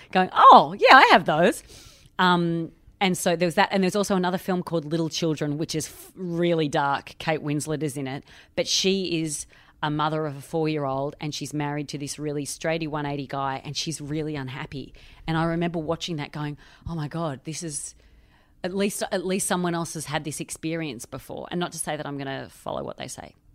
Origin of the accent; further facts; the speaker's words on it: Australia; now in London, United Kingdom; I am Australian. I live in London.